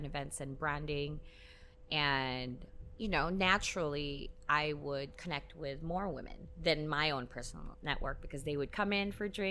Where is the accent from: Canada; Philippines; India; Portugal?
Philippines; now in Hong Kong; being a Filipina in Hong Kong, I'm neither classed as a local nor an expat.